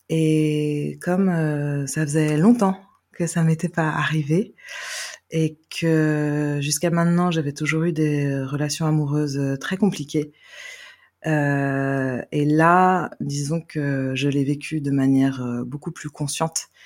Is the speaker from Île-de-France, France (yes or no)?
no; Carnac, Brittany, France; also born or lived in Vannes; je viens de Bretagne je suis née à Vannes voilà et donc ben, je suis née sous X et donc euh, adoptée à l'âge de trois mois. Et puis j'ai grandi euh, à Carnac.